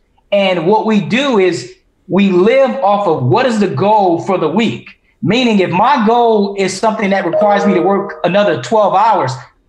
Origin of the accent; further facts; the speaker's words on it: Detroit, Michigan, United States; I'm from Detroit. We used to wear name belt buckles.